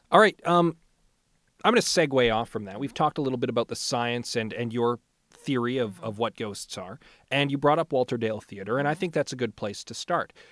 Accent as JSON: {"language": "English", "town": "St. Albert", "region": "Alberta", "country": "Canada", "tie": "born or raised there", "said": "I was raised in St. Albert, so I'm fairly familiar with the uh, with the neighborhood"}